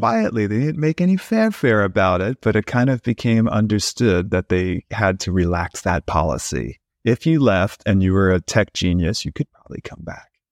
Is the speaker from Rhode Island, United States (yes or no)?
no; New York City, New York, United States; also born or lived in Brooklyn; I grew up in New York City in Queens